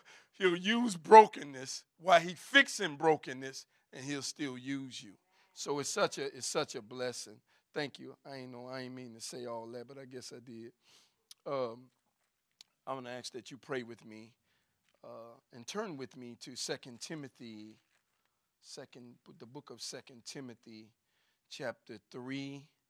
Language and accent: English; Chicago, Illinois, United States; I'm from the West Side. I'm from K-Town